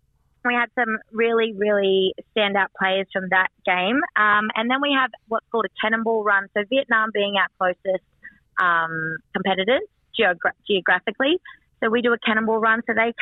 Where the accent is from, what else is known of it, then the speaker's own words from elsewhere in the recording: Queensland, Australia; moved away as an adult; now in Cambodia; I'm actually from Queensland, so footy was never really on my radar growing up.